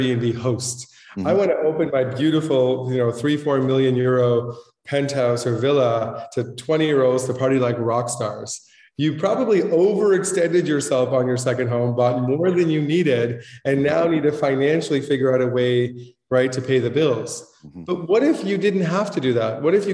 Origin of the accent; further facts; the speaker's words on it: Toronto, Ontario, Canada; moved away as an adult; now in Marbella, Spain; I'm originally from Toronto, Canada.